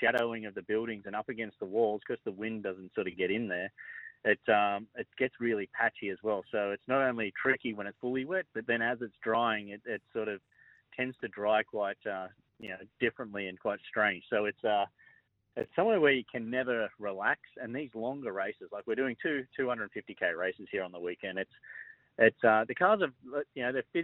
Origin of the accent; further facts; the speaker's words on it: Penrith, New South Wales, Australia; I was born in the Penrith, but yeah, lived in Emu.